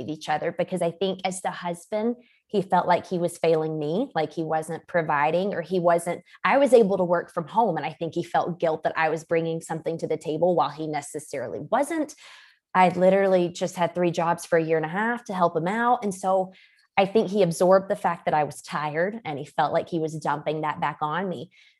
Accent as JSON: {"language": "English", "region": "Georgia", "country": "United States", "said": "I come from Georgia and in the good old South, most women are married by 21, 2 or 3 kids by 25."}